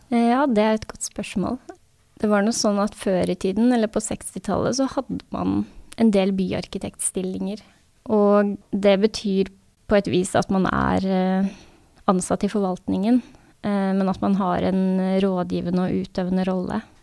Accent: Sandvika, Akershus, Norway; also born or lived in Oslo / Asker; Jeg er født i Oslo og vokste opp delvis i Sandvika og delvis i Asker

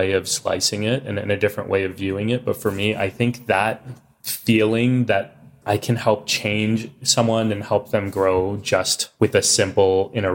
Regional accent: Texas, United States; growing up in Texas as kids wearing turbans

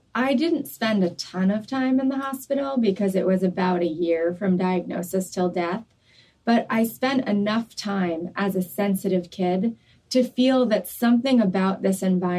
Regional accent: New York, United States; I grew up in New York.

